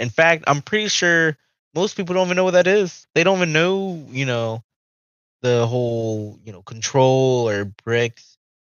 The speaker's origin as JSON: {"language": "English", "country": "United States", "said": "we as American people"}